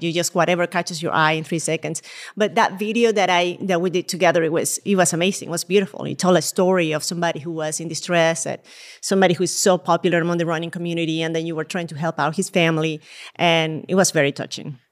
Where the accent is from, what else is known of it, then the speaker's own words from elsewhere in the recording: Puerto Ordaz, Bolívar, Venezuela; moved away as an adult; also born or lived in Caracas, Venezuela / Tampa, Florida / Spain; now in New York, United States; I was actually born in Venezuela. And all my childhood, I lived in Venezuela